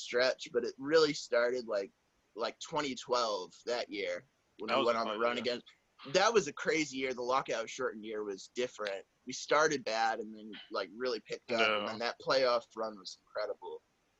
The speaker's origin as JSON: {"language": "English", "region": "New England", "country": "United States", "tie": "born or raised there", "lives_now": "North Carolina, United States", "said": "But I grew up in New England"}